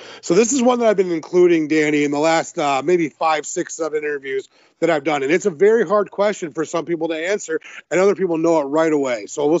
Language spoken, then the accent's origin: English; Detroit, Michigan, United States; I'm from Detroit and we didn't really have much of a choice. So I've learned to adapt and love the cold.